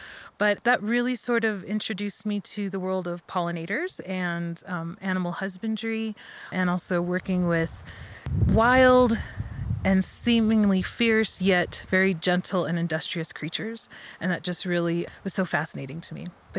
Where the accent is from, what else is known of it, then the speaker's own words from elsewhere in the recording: New Mexico, United States; you're from Michigan, I'm from New Mexico, why don't we split the time in each place?